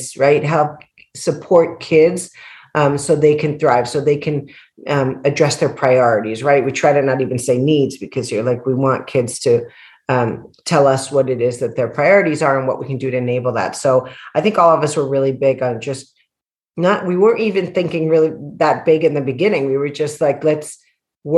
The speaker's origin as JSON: {"language": "English", "country": "El Salvador", "said": "I'm a woman from El Salvador"}